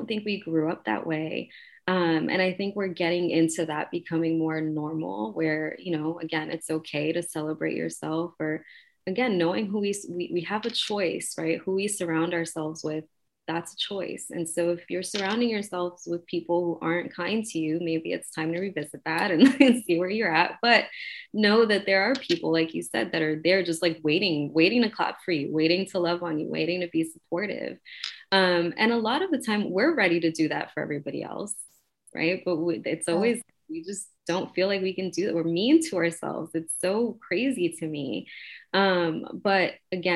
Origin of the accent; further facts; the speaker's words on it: New York City, New York, United States; I was raised in Queensbridge, I was raised in the projects.